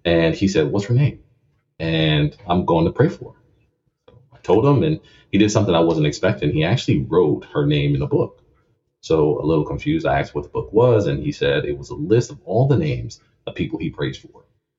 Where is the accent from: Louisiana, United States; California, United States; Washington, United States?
Louisiana, United States; Lafayette; Lafayette, Louisiana. A home of crawfish, crocodiles, and boudin.